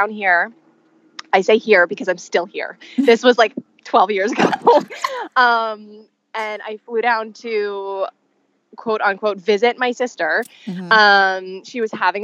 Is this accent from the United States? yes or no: no; Manitoba, Canada; moved away; I grew up in Manitoba, Canada